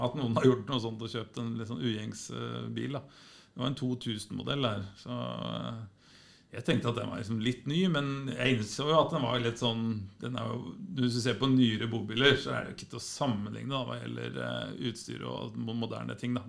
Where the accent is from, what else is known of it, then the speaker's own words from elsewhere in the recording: Skarnes, Innlandet, Norway; jeg er født på Skarnes, eh, litt på, på, på, på, landet